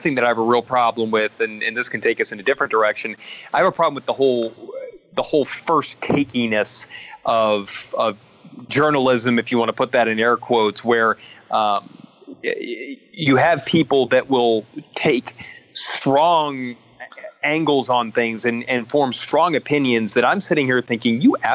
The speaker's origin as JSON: {"language": "English", "region": "Louisiana", "country": "United States", "tie": "born or raised there", "also_born_or_lived": "Virginia", "moved": "yes", "lives_now": "Miami, United States", "said": "I grew up in Louisiana and grew up a Saints fan"}